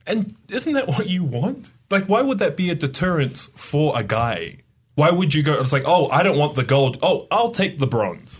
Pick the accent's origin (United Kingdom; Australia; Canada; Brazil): Australia; moved away as an adult; also born or lived in New York / Idaho; now in Utah, United States; I'm from Australia